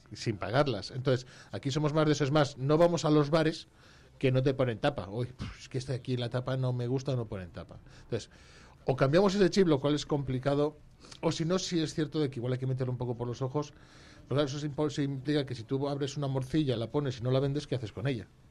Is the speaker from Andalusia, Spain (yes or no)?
no; Brañosera, Castile and León, Spain; a mi pueblo, fuimos a Brañosera